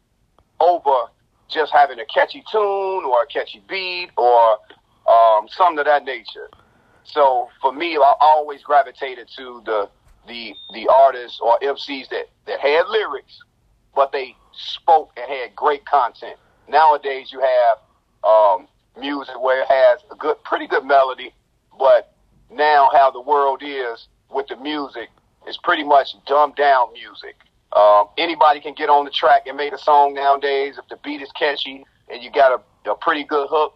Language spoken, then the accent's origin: English; Chicago Heights, Illinois, United States; from the Heights